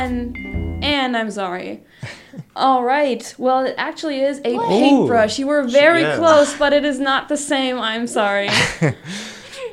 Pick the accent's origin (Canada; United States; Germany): Germany; I'm from Germany